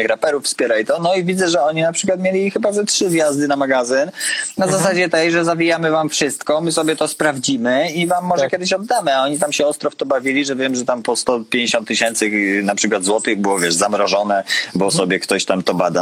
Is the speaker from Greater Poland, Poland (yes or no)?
yes; Konin, Greater Poland, Poland; pochodzę z Konina i nie było u nas McDonalda